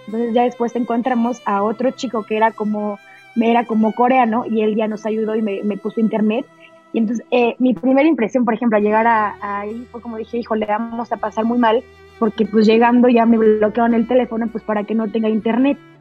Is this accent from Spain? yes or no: no; Mexico; also born or lived in Mexico City